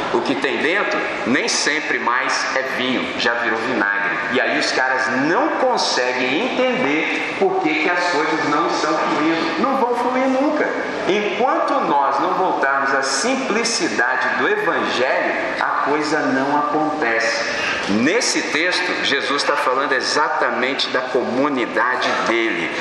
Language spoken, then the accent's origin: Portuguese; Brazil; a gente é brasileiro, tá bom. 150 anos que nós estamos aqui presentes no nosso país.